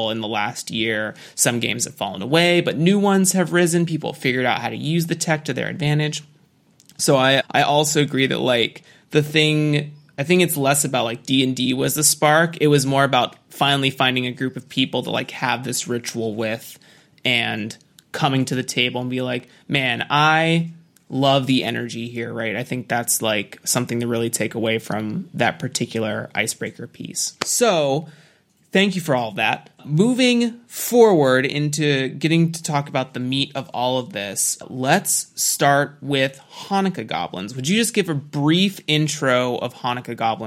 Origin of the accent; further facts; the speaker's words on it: San Joaquin County, California, United States; also born or lived in Roseville, California; I was born in Rosewood City in Northern California. I lived in the San Joaquin County area for 12 years, my kid life